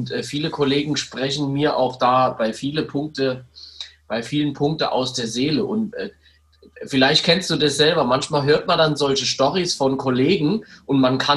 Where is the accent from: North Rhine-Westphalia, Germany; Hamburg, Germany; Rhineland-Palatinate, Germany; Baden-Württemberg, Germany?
Rhineland-Palatinate, Germany; now in Mannheim, Germany; ich komme aus dem aus einem schönen Landkreis, was so bei Kaiserslautern Richtung Kusel die alte Welt da hinten ist, also Rheinland-Pfalz, so in der Nähe von der Airbase.